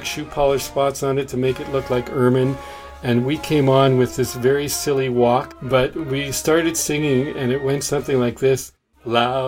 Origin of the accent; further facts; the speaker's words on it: Brantford, Ontario, Canada; I was born in Brantford, Ontario, in 1955